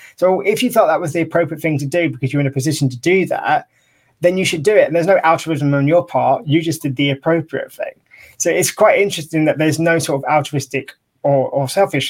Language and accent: English; United Kingdom; being British